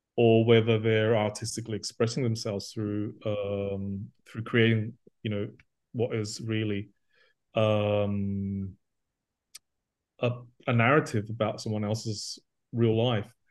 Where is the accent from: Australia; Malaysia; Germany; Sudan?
Australia; moved away as an adult; also born or lived in Athens, Greece; I was brought up in Australia, so I'm totally a superhero kid